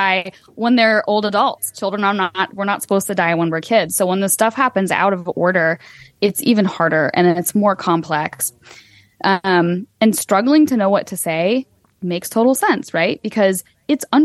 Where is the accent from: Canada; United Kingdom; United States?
United States; as an American